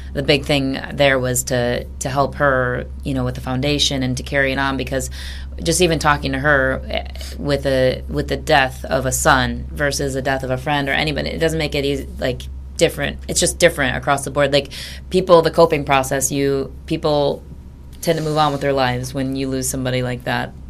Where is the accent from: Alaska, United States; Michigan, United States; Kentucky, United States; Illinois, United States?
Michigan, United States; Grand Rapids; also born or lived in Ann Arbor; We're both from Grand Rapids